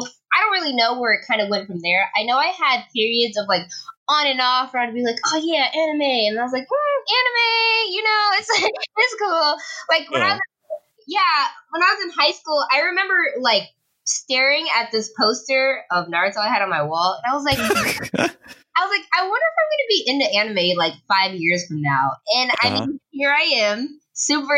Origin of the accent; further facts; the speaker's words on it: Georgia, United States; I was born in Georgia